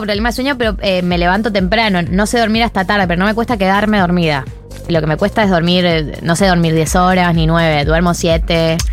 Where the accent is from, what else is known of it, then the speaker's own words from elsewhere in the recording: Argentina; now in Buenos Aires, Argentina; Por dentro soy de otra provincia